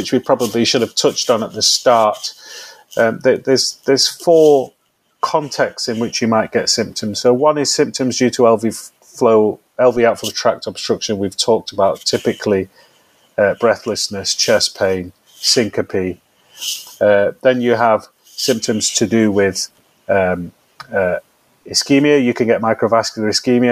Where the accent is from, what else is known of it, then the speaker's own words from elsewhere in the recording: Manchester, North West England, United Kingdom; I am a diehard Mancunian, born and bred in this city, been here all my life.